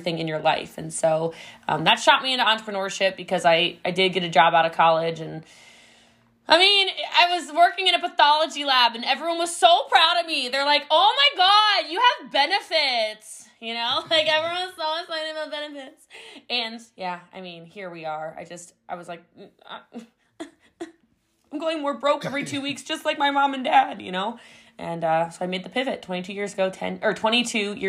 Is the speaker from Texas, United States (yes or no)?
no; Middletown, Maryland, United States; I'm from Middletown, Maryland